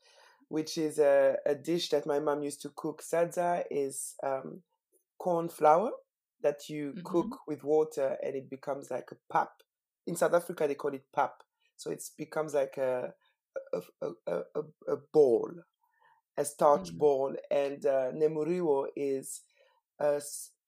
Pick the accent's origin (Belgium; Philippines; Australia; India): Belgium; Brussels, Brussels-Capital Region; moved away as an adult; also born or lived in Harare, Zimbabwe / United Kingdom; now in London, United Kingdom; I grew up in Brussels. So I was born in Harare, but I grew up in Brussels. Most of my childhood was in Brussels